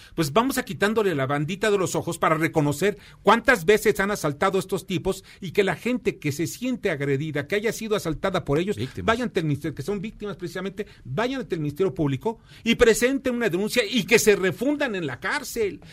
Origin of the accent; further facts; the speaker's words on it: Mexico; also born or lived in Mexico City; como mexicano